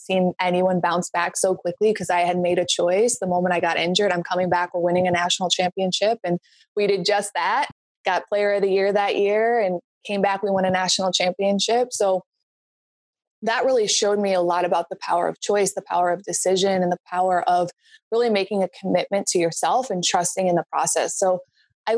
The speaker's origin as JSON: {"language": "English", "town": "North Barrington", "region": "Illinois", "country": "United States", "tie": "born or raised there", "said": "I was born and raised in North Barrington, Illinois on a fishing lake"}